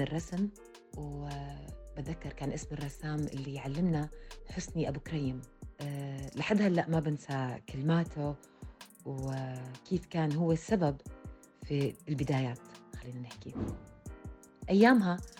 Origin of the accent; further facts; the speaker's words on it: Jordan; رسامة كاريكاتير أردنية